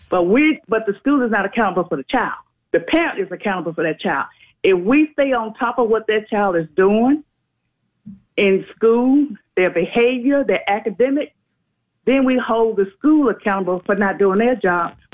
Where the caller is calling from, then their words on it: Leesburg, United States; Hello, I'm in Leesburg.